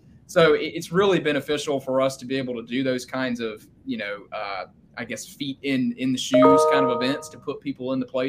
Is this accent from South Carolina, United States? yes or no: yes; Sumter, South Carolina, United States; my hometown of Sumter